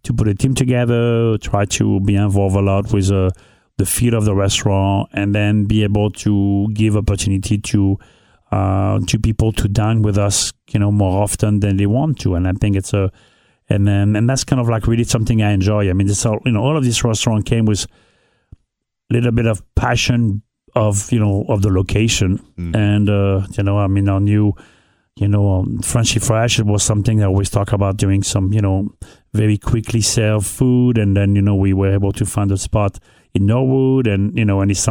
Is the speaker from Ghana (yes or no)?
no; northern France, France; English is a second language; moved away as an adult; also born or lived in New York City / Caribbean; now in Newport, United States; I grew up in North of France